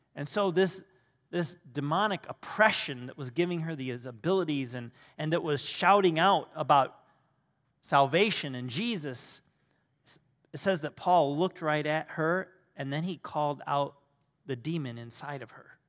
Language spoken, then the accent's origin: English; Michigan, United States; I grew up in Michigan